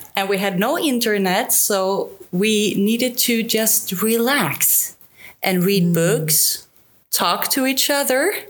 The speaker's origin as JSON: {"language": "English", "area": "the very south part of Sweden", "region": "southern Sweden", "country": "Sweden", "tie": "born or raised there", "moved": "as an adult", "lives_now": "Spain", "said": "We are both from the very south part of Sweden. Okay. Born and raised."}